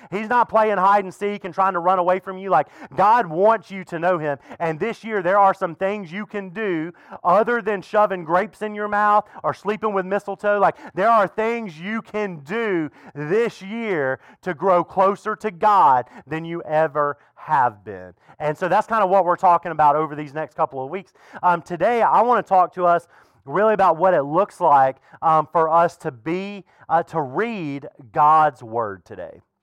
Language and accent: English; the South, United States; now in Fredericksburg, United States; I grew up in the South